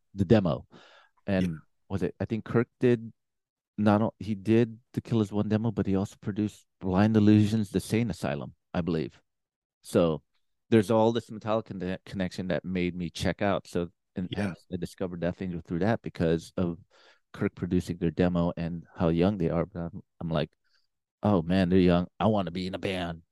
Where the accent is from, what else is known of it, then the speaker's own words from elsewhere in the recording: San Francisco, California, United States; I grew up in San Francisco